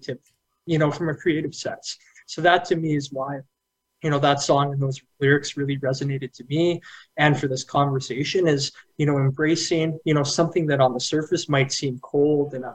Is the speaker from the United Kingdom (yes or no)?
no; Canada; being from Canada, I got to represent my home country. I got to, you know, show my Canadian pride